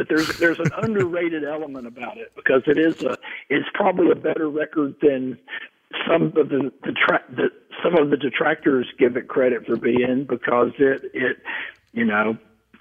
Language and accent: English; the South, United States; as a kid in the South